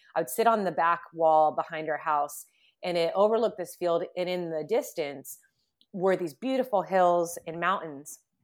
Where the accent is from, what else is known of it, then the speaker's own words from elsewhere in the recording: Southern California, United States; also born or lived in Huntington Beach; Growing up in Southern California